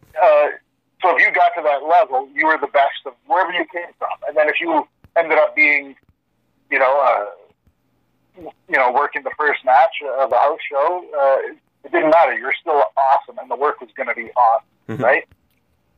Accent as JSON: {"language": "English", "town": "Sudbury", "region": "Ontario", "country": "Canada", "said": "We're from Sudbury. Or, sorry, I'm from Canada"}